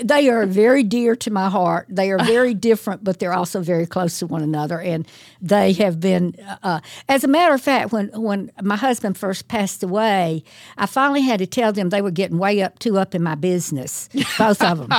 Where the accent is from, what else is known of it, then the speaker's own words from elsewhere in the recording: Thomaston, Georgia, United States; Thomaston is my hometown